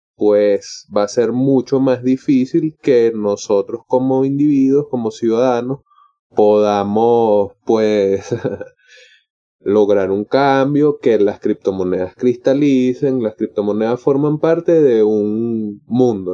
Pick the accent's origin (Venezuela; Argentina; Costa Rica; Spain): Venezuela; sé que formo parte de Venezuela, sé que soy latinoamericano